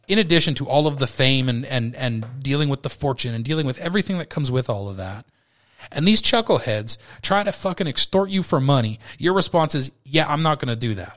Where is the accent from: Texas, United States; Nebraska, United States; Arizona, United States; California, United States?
California, United States; Bay Area, north of San Francisco; I'm a Bay Area kid born and bred